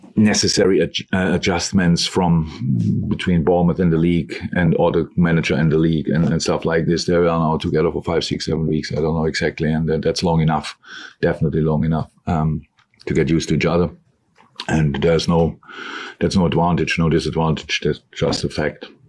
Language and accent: English; Germany; moved away as an adult; now in Liverpool, United Kingdom; I am from Germany